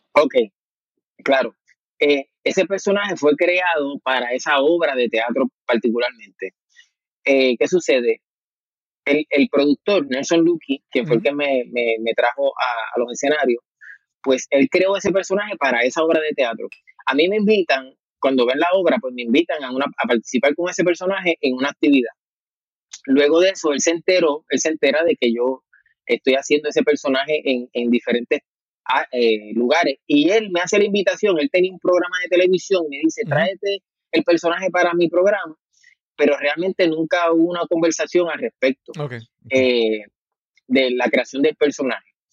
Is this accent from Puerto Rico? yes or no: yes; Juncos, Puerto Rico; also born or lived in Caguas; Pues nací en el pueblo de Cagua y realmente, pues, pues prácticamente me he criado toda mi vida y he vivido toda mi vida en Juncos.